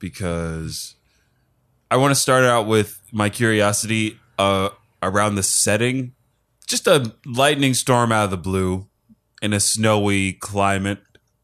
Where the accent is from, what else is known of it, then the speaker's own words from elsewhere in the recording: United Kingdom; Hello, I'm British, ….